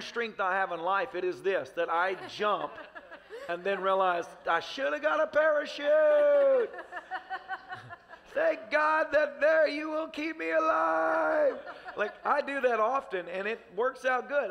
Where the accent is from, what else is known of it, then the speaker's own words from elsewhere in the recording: Tennessee, United States; I grew up in Tennessee